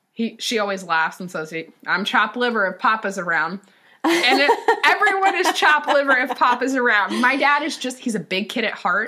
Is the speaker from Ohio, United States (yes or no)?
yes; Ohio, United States; I grew up in Ohio.